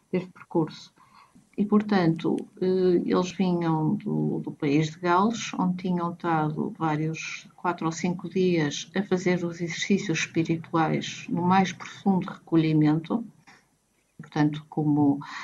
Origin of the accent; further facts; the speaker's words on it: Porto, Norte, Portugal; moved away as an adult; also born or lived in Florence, Italy; now in Macau, Macau; Sou do Porto, e estou cá em Macau desde agosto de 2019